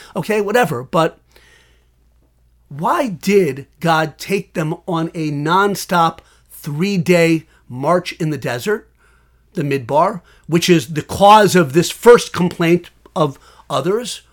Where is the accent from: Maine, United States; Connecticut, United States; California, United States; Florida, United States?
Connecticut, United States; West Hartford; now in Washington, D.C. area, United States; I was born in West Hartford, Connecticut